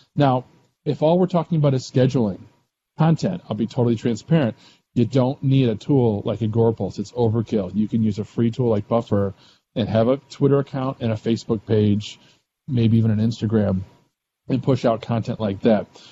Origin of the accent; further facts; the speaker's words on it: Missouri, United States; I'm from Missouri too